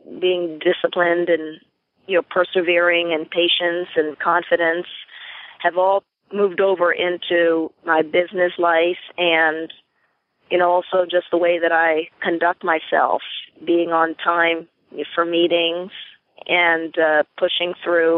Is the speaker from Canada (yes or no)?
no; U.S. Virgin Islands; I'm from St. Croix, the Virgin Islands